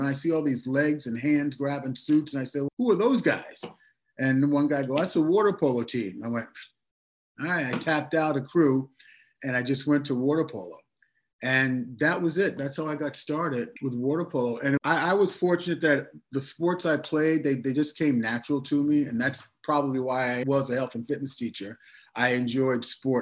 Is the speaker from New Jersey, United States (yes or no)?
yes; Montclair, New Jersey, United States; moved away as an adult; also born or lived in Boston, Massachusetts; in my town, my hometown of Montclair, New Jersey